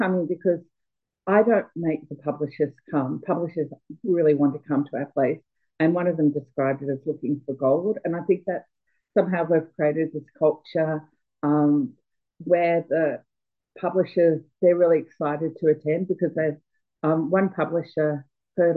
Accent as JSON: {"language": "English", "town": "Melbourne", "region": "Victoria", "country": "Australia", "said": "I'm from Melbourne"}